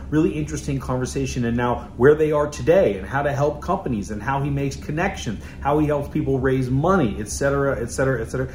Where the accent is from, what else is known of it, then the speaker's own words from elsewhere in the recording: California, United States; I'm from California